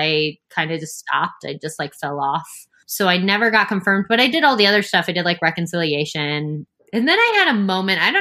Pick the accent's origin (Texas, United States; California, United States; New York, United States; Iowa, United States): Iowa, United States; Sioux City; I grew up in Iowa, in Sioux City, Iowa